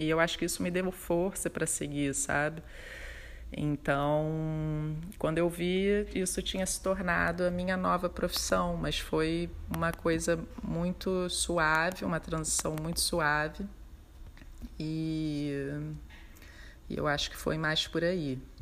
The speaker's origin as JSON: {"language": "Portuguese", "region": "Rio de Janeiro", "country": "Brazil", "said": "eu sou do Rio de Janeiro, tenho um ateliê no bairro de Botafogo"}